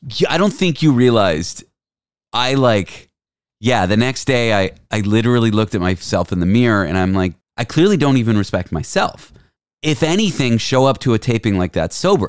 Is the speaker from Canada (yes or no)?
yes; Canada; I'm Canadian